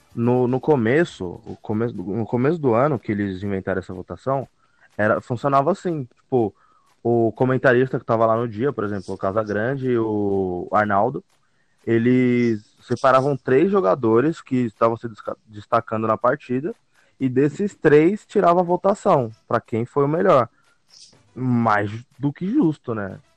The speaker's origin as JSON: {"language": "Portuguese", "town": "Guarulhos", "region": "São Paulo", "country": "Brazil", "said": "a minha terra"}